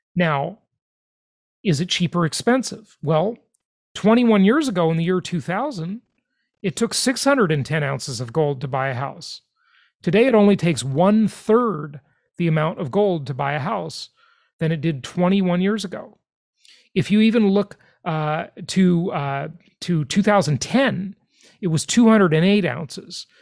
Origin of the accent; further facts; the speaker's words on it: Los Angeles, California, United States; now in Florida, United States; my hometown where I grew up, Los Angeles, California.